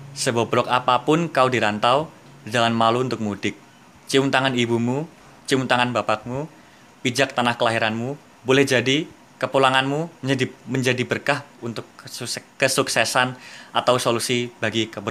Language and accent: Indonesian; Madiun, East Java, Indonesia; sebagai orang yang dari kecil sampai sekolah di Madiun di kota sendiri